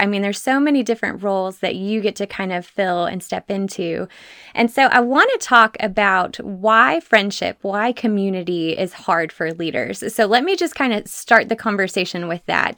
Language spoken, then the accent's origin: English; Texas, United States; my fellow Texan